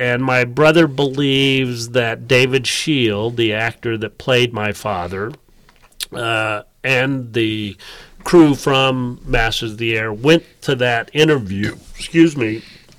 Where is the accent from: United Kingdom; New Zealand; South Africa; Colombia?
Colombia; Cali, Valle del Cauca; born there; Right. Well, I was born in Colombia.